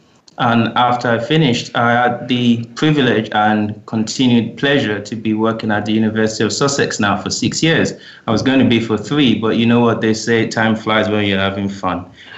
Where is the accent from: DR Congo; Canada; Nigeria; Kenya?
Nigeria; moved away as an adult; now in United Kingdom; I came down from Nigeria in the pursuit of education.